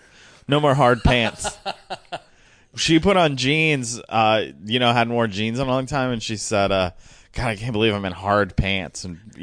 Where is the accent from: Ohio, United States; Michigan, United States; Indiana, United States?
Indiana, United States; Elkhart; Elkhart, Indiana. It's near South Bend.